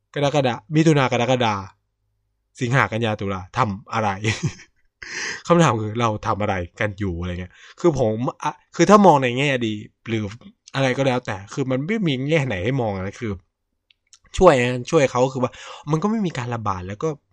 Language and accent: Thai; Chonburi, Thailand; ผมเป็นคนจังหวัดชลบุรี